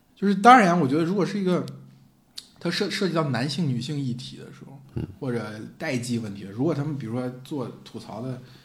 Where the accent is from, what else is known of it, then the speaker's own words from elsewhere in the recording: Henan, China; 我老家河南